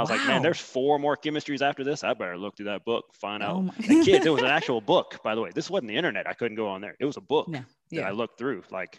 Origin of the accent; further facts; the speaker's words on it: Alabama, United States; In case people get confused, I just tell them I'm from Big Alabama.